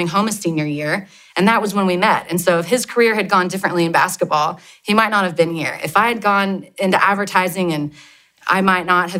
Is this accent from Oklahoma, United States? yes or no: yes; Oklahoma City, Oklahoma, United States; also born or lived in Dallas, Texas; I grew up here in Oklahoma City, lived with my parents and my sister